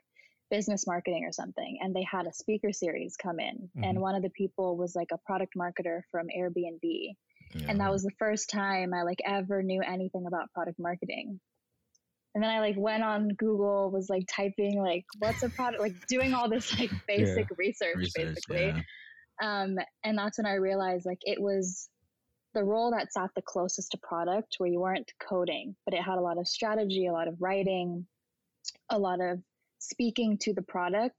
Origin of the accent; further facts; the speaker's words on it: the Bay Area, California, United States; moved away as an adult; now in New York, United States; I was born and raised in the Bay in California.